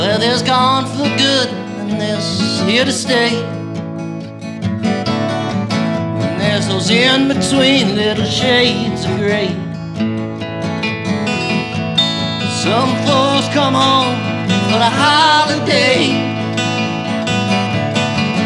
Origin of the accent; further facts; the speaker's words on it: Thetford, Vermont, United States; I grew up in the Thetford, Vermont area